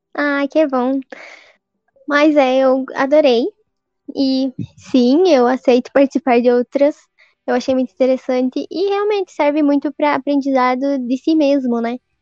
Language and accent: Portuguese; south of Paraná, Brazil; como eu sou do sul do Paraná, talvez você estranhe o meu sotaque, porque é mais puxado